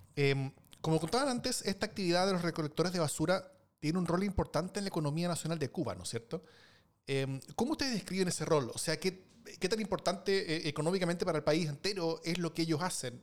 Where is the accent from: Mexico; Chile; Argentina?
Chile; en mi país, por ejemplo, Chile